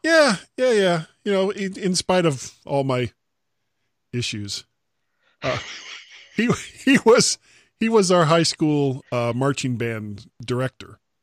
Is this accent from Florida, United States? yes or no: yes; Oakland Park, Florida, United States; I grew up in Oakland Park